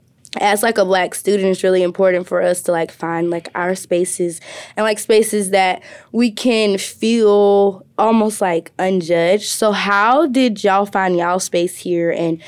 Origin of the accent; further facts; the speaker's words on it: Birmingham, Alabama, United States; moved away as an adult; now in Ohio, United States; he knew I was from Birmingham